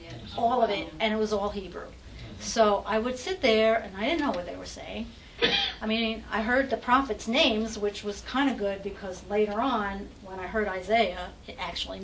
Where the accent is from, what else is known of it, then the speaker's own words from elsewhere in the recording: New York, United States; I grew up in New York, so I had a lot of Catholic friends because there's everything in New York